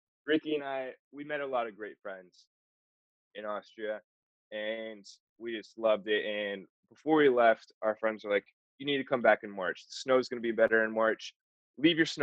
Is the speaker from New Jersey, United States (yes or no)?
no; Florida, United States; we're both from Florida